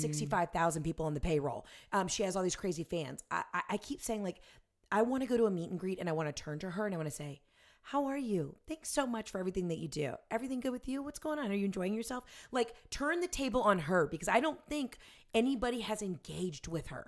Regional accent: the South, United States; I'm from the South and I went to Ole Miss

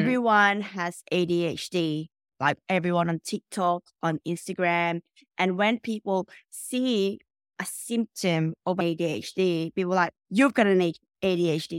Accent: Philippines; now in Melbourne, Australia; I was born in the Philippines

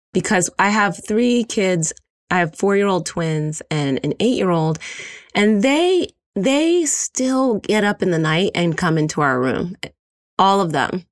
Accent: Philadelphia, Pennsylvania, United States; moved away; also born or lived in Brooklyn, New York; I'm from Philadelphia

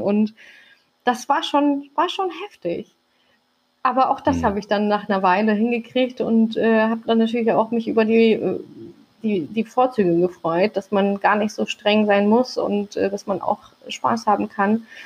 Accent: Hamburg, Germany; also born or lived in Turkey; ich bin mitten auf dem Kiez groß geworden

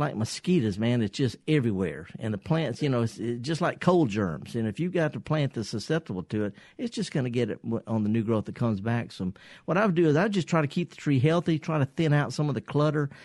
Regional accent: the Mississippi Delta, United States; I'm from the Delta, by the way. I'm born and raised

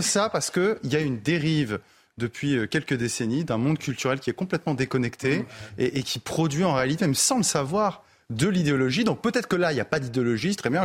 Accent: France; en tant que Français

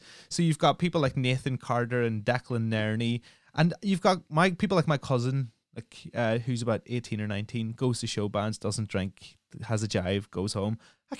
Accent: Omagh, Northern Ireland, United Kingdom; I come from Northern Ireland. I come from Omagh, right?

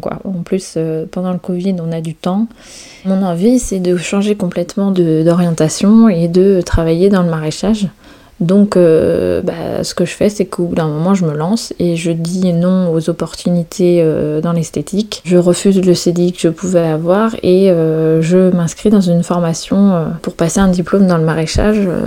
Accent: Brittany, France; moved away as an adult; also born or lived in south of France / Chamonix; La Bretagne, c'est vraiment là où je suis née, là où j'ai grandi. Je suis vraiment bretonne pure beurre, comme on dit

